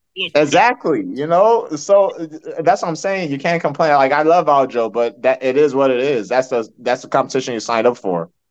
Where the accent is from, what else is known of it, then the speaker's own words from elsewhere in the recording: Nigeria; now in United States; I'm Nigerian